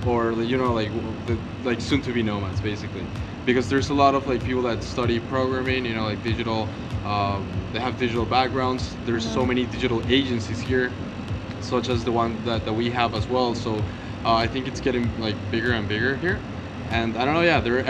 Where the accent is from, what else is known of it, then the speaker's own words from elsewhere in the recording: Venezuela; now in Buenos Aires, Argentina; I'm from Venezuela